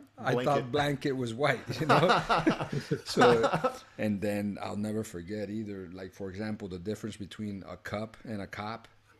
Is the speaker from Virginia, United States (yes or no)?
no; Miami Gardens, Florida, United States; first language Spanish; English is a second language; moved away as an adult; also born or lived in Colombia; now in Los Angeles, United States; I grew up in Carroll City, Florida, which is all blacks.